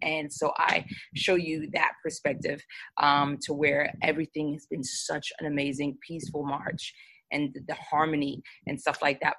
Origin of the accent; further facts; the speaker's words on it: New York, United States; accent: New York; I sound like I'm from New York